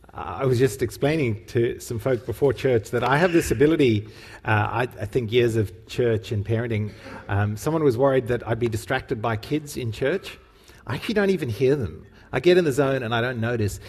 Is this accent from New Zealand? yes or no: no; Cape Town, Western Cape, South Africa; We went to the same youth group where we were growing up in Cape Town